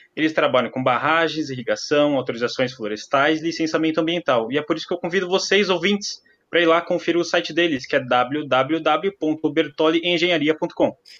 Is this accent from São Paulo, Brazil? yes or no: yes; Greater São Paulo, Brazil; also born or lived in Presidente Prudente; eu que sou aqui da Grande São Paulo, fui estudar em Presidente Prudente